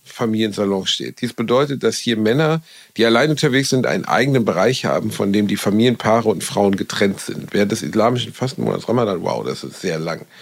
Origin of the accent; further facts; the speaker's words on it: Germany; Ich bin Deutscher